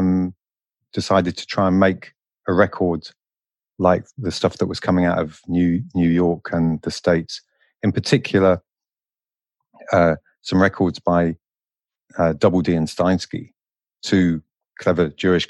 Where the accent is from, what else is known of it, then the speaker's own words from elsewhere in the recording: London, United Kingdom; I'm from London